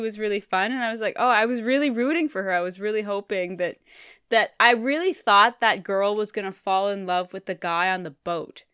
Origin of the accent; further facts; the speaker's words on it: Canada; I'm from Canada, and you have to learn French in school